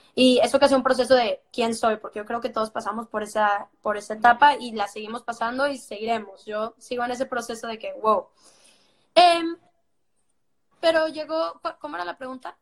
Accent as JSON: {"language": "Spanish", "town": "Monterrey", "region": "Nuevo León", "country": "Mexico", "said": "de la misma ciudad de donde soy yo"}